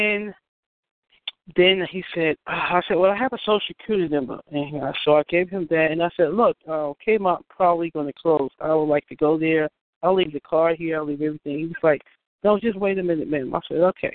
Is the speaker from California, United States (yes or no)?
no; New York, United States; moved away; I'm from New York